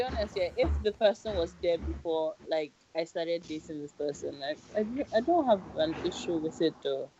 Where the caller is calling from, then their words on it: United Kingdom; I'm calling from the UK.